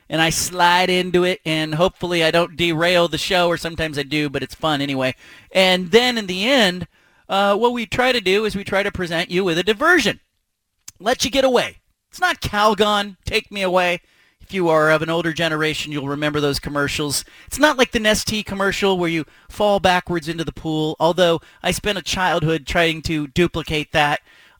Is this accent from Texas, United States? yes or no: no; Bay Area, California, United States; moved away as an adult; now in Oregon, United States; I was born in the state of Oregon, but I grew up in the Bay Area